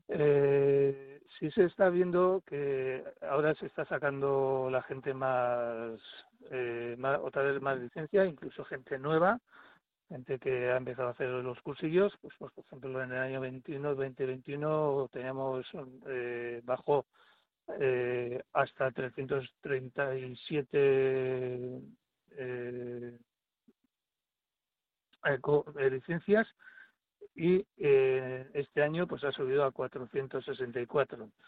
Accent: Basque Country, Spain; Nosotros, como somos de Vizcaya, eh, eh, lo hacemos en Vizcaya.

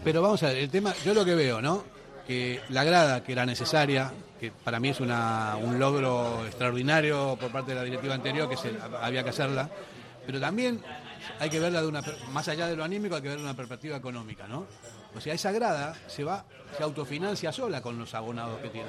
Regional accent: Argentina; now in Basque Country, Spain; Llevo 43 años aquí, pero sigo siendo argentino

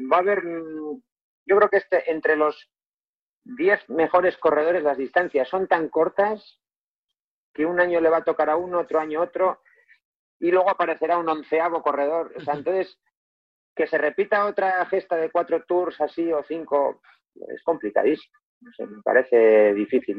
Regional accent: Galdakao, Basque Country, Spain; mi pueblo, en Galdaca

